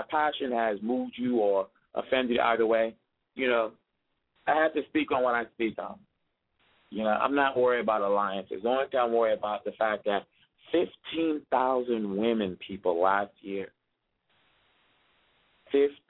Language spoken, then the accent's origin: English; DR Congo; moved away; I'm saying this as a Congolese, even though some people hear my accent and think I'm not from here, but yes, I'm from the Kinwa